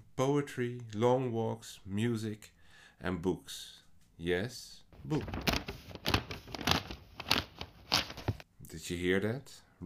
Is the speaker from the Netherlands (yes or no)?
yes; Netherlands; English is a second language; I personally mostly write poetry in what is not my first language. I am Dutch